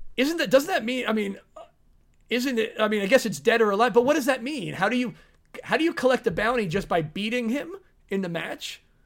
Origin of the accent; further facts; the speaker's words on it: England, United Kingdom; as an Englishman